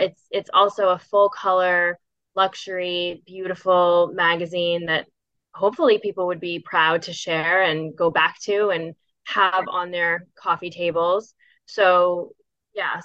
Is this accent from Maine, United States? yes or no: yes; Augusta, Maine, United States; now in Portland, United States; I grew up in Augusta.